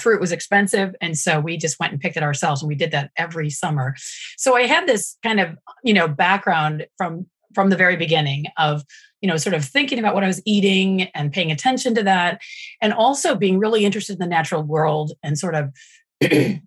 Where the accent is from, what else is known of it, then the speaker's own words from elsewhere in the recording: Kalamazoo, Michigan, United States; moved away as an adult; also born or lived in North Carolina / France / New York City; I'm from Southwestern Michigan, originally from Kalamazoo